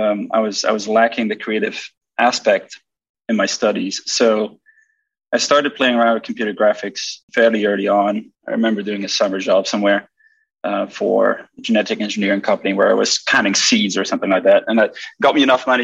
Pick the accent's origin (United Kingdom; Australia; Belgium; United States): Belgium; I'm from Belgium